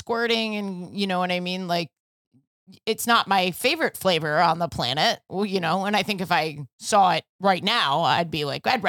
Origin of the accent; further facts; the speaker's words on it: New York, United States; But like, with growing up in New York and the whole Buddha thing, I just feel like I kind of know.